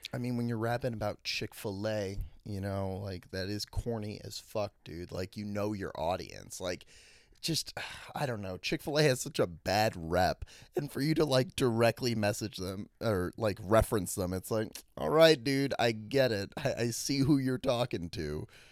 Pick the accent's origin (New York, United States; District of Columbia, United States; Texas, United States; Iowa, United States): District of Columbia, United States; Washington; my hometown, D C